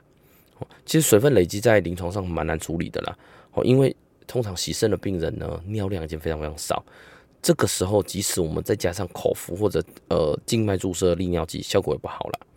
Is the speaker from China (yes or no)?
no; Taiwan; 那我们台湾人呢，呃，东方人呢，大概会以呃欠缺活力、肌肉酸痛、无力来表现。